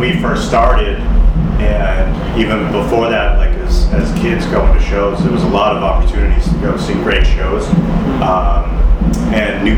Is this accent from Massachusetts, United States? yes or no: yes; Boston, Massachusetts, United States; growing up in Boston at that time.